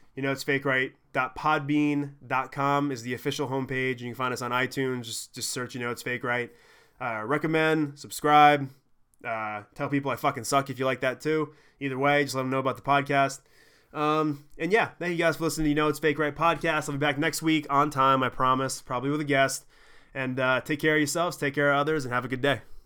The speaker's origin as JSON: {"language": "English", "town": "Smithfield", "region": "Maine", "country": "United States", "tie": "born or raised there", "said": "where I grew up in Smithfield, we had the early cable setup"}